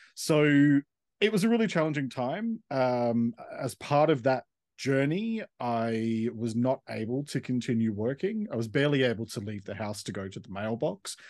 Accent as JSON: {"language": "English", "town": "Sydney", "region": "New South Wales", "country": "Australia", "tie": "born or raised there", "also_born_or_lived": "Melbourne", "moved": "as an adult", "said": "I grew up in Sydney and then around the age of twenty-five moved to Melbourne"}